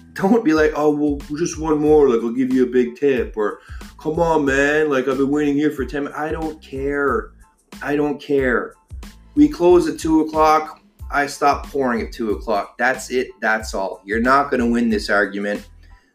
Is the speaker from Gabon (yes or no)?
no; Ottawa, Ontario, Canada; now in Toronto, Canada; I'm from Ottawa